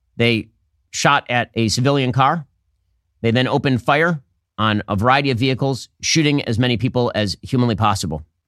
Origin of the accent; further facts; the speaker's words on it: United States; also born or lived in Miami; I'm a Jew and because I'm an American